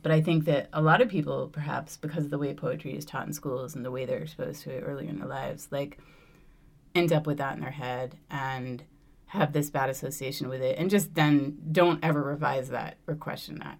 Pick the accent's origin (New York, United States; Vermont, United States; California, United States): Vermont, United States; moved away as an adult; I grew up in Vermont